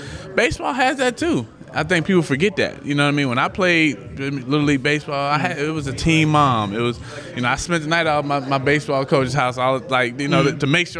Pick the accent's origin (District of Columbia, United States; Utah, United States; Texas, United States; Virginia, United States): District of Columbia, United States; Washington; I'm from D.C.